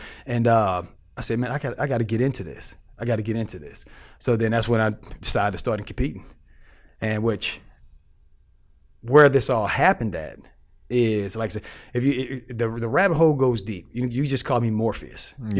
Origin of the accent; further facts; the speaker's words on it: St. Louis, Missouri, United States; You know, I'm from St. Louis. You know, St. Louis is the hood.